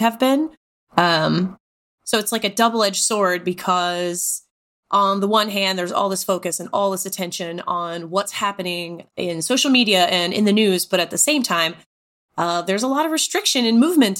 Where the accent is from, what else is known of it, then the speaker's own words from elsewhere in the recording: Texas, United States; moved away as an adult; also born or lived in Tennessee; I grew up in Texas, lived in Tennessee